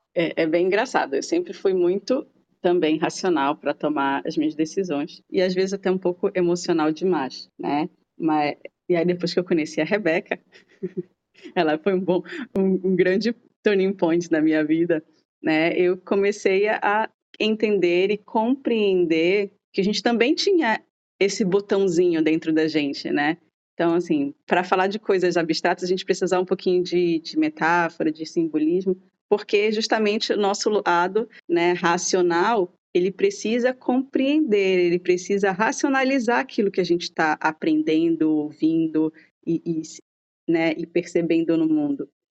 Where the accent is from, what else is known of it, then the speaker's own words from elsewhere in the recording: Brazil; sou brasileira